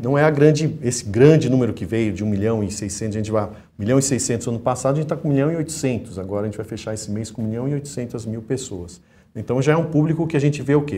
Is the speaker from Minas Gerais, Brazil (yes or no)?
yes; Minas Gerais, Brazil; eu como mineiro